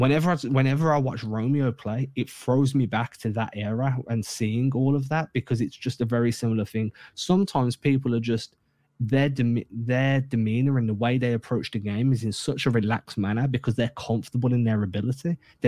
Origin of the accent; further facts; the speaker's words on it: England, United Kingdom; growing up in England